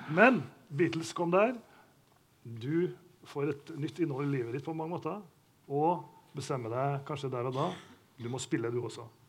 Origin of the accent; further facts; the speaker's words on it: Trondheim, Trøndelag, Norway; now in Oslo, Norway; dette er hjembyen min